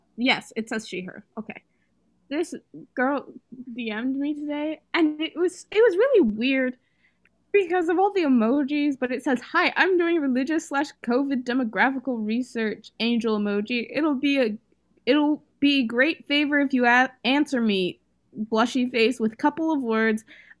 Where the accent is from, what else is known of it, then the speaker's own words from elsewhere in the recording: Pennsylvania, United States; And they were like, where are you from? And I was like, PA. And they were like, what's PA? I was like, Pennsylvania.